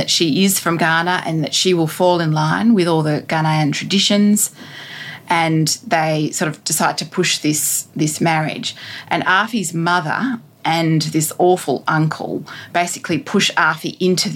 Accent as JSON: {"language": "English", "country": "Australia", "said": "for me as an Australian woman"}